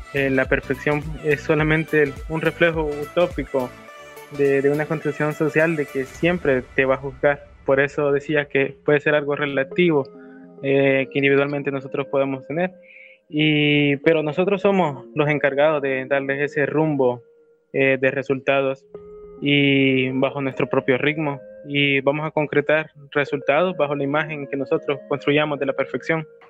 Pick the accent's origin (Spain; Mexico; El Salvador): El Salvador; como salvadoreños